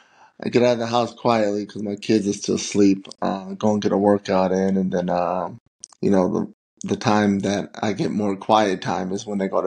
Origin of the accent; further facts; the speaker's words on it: St. Paul, Minnesota, United States; I'm from the east side of St. Paul. Majority public schools, didn't know anything about, you know, private schools. Grew up in a townhome of four sisters, my mom. Went to Hazel Park Middle School